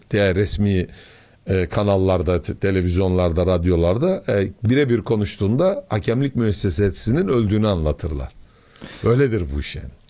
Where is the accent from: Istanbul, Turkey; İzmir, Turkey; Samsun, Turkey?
Samsun, Turkey; Bir Samsunlu olarak